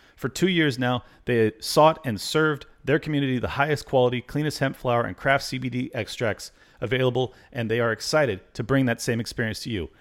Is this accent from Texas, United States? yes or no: no; Southern California, United States; I grew up in Southern California